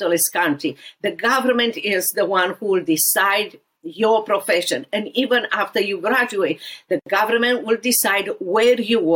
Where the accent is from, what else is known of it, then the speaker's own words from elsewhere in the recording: Romania; English is a second language; moved away as an adult; now in Dallas, United States; walk with me in socialist and communist Romania in every area of my life